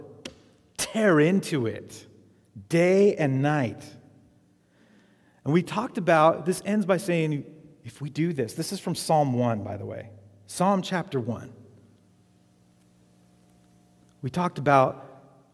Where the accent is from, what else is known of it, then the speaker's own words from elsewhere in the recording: Arizona, United States; I grew up in Arizona